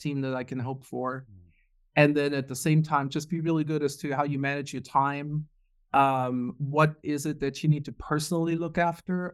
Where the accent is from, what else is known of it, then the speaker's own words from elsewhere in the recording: Germany; moved away as an adult; also born or lived in Munich, Germany / Houston, Texas; born and raised in Germany